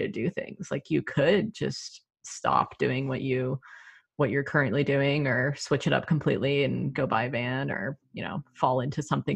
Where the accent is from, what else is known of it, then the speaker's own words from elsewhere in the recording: the South, United States; moved away as an adult; also born or lived in Georgia / Los Angeles; growing up in the South